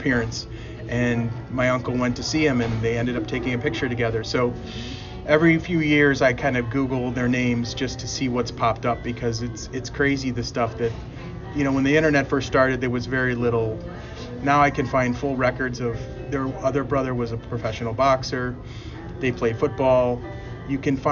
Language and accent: English; Cleveland, Ohio, United States; growing up in Cleveland